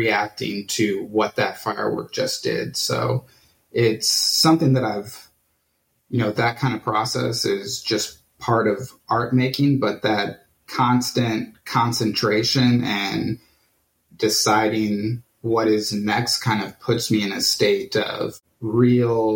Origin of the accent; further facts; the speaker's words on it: Johnson County, Kansas, United States; now in Kansas City, United States; I grew up in Johnson County